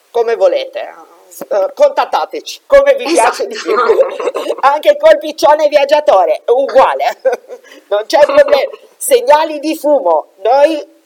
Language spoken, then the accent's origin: Italian; Liguria, Italy; Io sono ligure, quindi